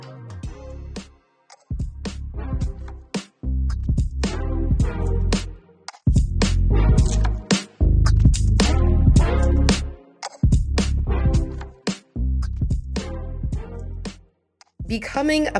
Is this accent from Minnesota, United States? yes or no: yes; Minnesota, United States; a fellow Minnesotan